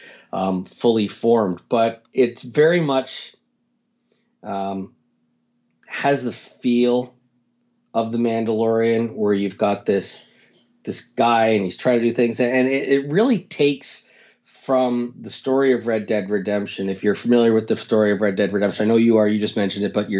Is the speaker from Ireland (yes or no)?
no; Canada; I'm from Canada